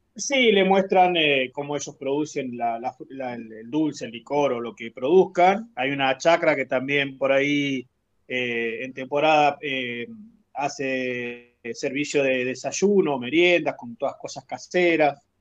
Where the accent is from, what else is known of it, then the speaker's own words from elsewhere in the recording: Caleta Olivia, Santa Cruz, Argentina; moved away as an adult; now in Los Antiguos, Argentina; Somos oriundos de Caleta, Olivia